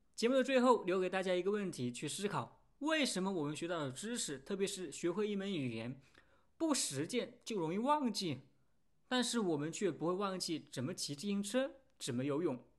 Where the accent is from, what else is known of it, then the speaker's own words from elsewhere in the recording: France; first language French; Chinese is a second language; 我也问了其他的法国人